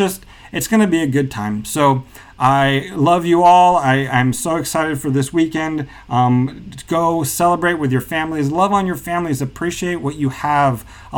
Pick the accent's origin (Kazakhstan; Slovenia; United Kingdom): Kazakhstan; including cultures I grew up with in Kazakhstan, where during Nowruz, which is the celebration of spring, they also decorate eggs and celebrate it that way.